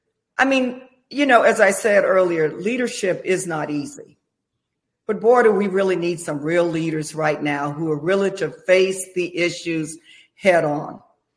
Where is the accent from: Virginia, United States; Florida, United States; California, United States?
Florida, United States; Jacksonville; also born or lived in Orlando, Florida; I was born and raised in North Florida in Jacksonville.